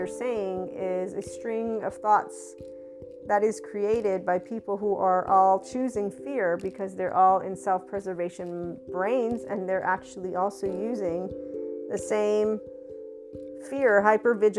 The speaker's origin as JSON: {"language": "English", "country": "United States", "said": "my lovely heritage as an American"}